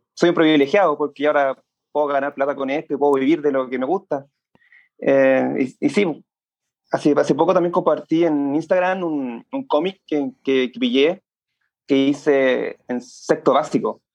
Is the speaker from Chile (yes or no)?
yes; Santiago, Santiago Metropolitan Region, Chile; also born or lived in San Bernardo / La Florida / Puente Alto; Yo soy de la zona sur de Santiago. Primero viví en San Bernardo, después en La Florida, después en Puente Alto. Ha sido bien gitano.